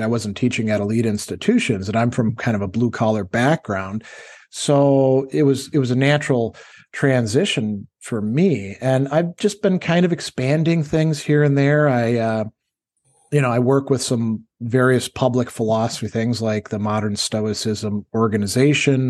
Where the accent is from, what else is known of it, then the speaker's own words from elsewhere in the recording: Wisconsin, United States; also born or lived in North Carolina / Indiana; now in New York, United States; we're both from Wisconsin. We actually went to high school together